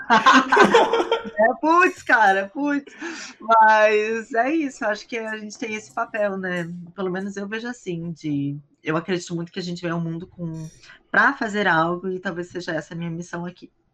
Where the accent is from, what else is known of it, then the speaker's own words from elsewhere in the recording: Brazil; moved away as an adult; also born or lived in Hong Kong / China / Thailand / South Korea; eu saí do Brasil, tava com 23 para 24.